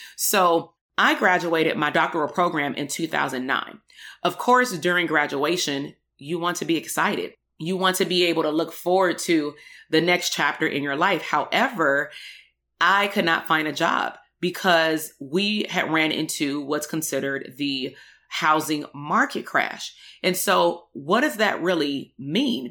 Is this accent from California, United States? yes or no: yes; Compton, California, United States; also born or lived in Portland, Oregon; between the ages of about nineteen eighty-two until nineteen ninety-eight, I attended K through twelve school in the Compton Unified School District